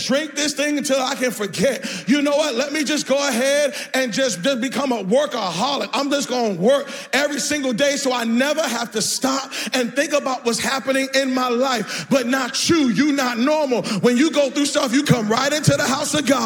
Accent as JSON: {"language": "English", "town": "Boston", "region": "Massachusetts", "country": "United States", "moved": "yes", "said": "I'm from Boston."}